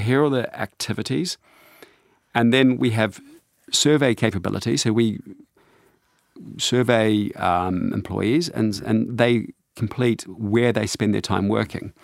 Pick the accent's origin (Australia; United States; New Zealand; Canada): New Zealand; I grew up on a sheep farm in New Zealand